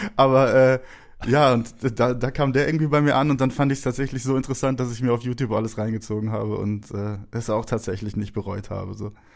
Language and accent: German; Herne, North Rhine-Westphalia, Germany; ich wurde im Ruhrgebiet geboren, in Wanne-Eickel